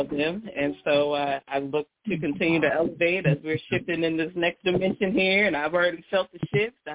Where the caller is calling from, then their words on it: Maryland, United States; I'm from Maryland.